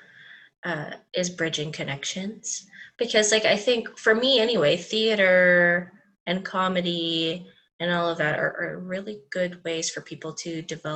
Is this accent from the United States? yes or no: no; Dubai, United Arab Emirates; now in North America; So I grew up in Dubai